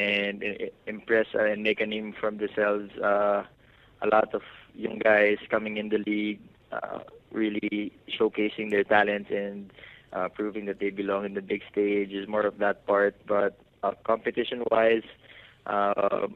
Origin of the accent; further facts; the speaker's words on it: Philippines; for us here as Filipino basketball athletes